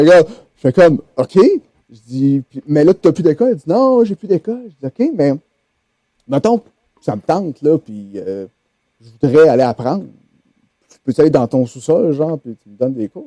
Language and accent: French; Quebec City, Quebec, Canada; also born or lived in Saint-Hyacinthe; je suis originaire de Québec